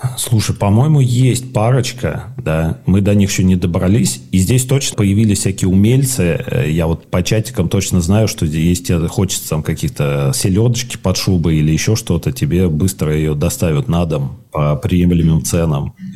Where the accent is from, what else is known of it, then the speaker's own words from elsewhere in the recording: Moscow Oblast, Russia; moved away as an adult; also born or lived in Istanbul; now in Buenos Aires, Argentina; я же родился в Москве, вырос в Подмосковье